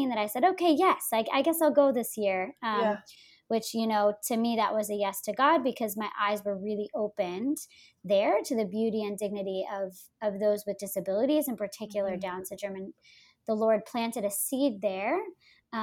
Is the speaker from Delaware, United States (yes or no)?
no; New Jersey, United States; I grew up in New Jersey